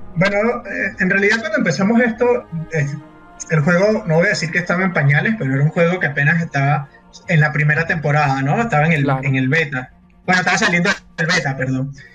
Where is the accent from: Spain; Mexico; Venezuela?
Venezuela; Caracas, Capital District; yo soy de Caracas